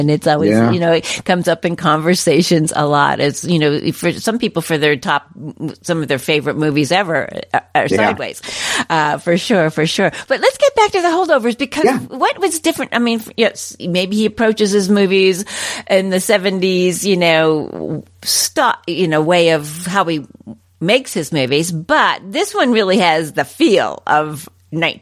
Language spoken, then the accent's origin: English; East Coast, United States; I'm from the East Coast and I was there in the 1970s